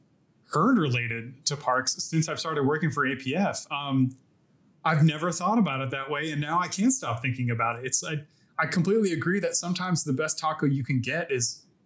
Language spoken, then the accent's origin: English; Ohio, United States; now in Texas, United States; I grew up in Ohio